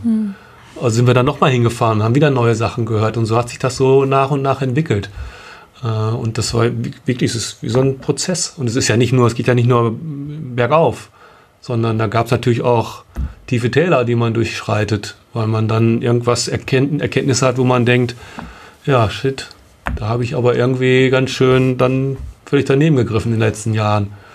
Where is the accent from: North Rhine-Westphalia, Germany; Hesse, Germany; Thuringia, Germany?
North Rhine-Westphalia, Germany; Bielefeld; wir kommen aus Bielefeld